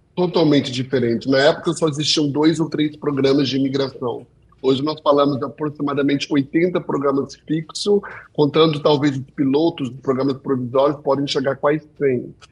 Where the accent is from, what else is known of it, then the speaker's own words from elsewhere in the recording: Canada; also born or lived in Brazil / United States; eu sou brasileiro por nato por causa dos meus pais e canadense porque eu nasci no Canadá